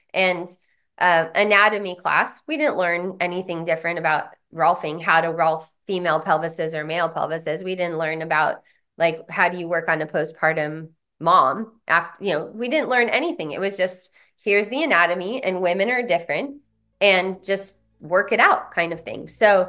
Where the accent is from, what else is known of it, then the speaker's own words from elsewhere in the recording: San Diego, California, United States; also born or lived in Boulder, Colorado; because I come from San Diego, Boulder, Colorado, the bastions of human potential movement